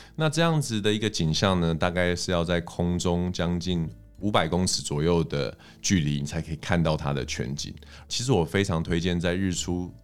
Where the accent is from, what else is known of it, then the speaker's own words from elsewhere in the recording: Taiwan; 我们台湾人